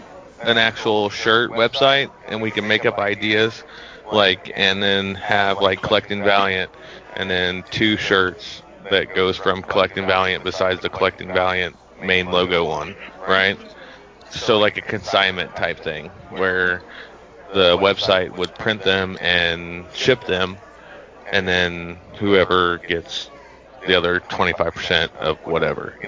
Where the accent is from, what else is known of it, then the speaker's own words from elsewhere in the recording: Missouri, United States; I'm from Missouri.